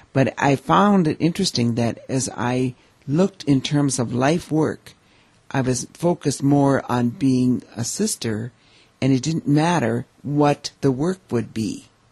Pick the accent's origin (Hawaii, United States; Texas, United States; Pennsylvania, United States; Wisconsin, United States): Wisconsin, United States; Eau Claire; I grew up here in Eau Claire